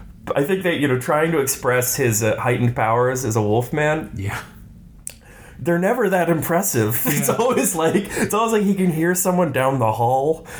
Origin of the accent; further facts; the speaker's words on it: Texas, United States; I grew up in Texas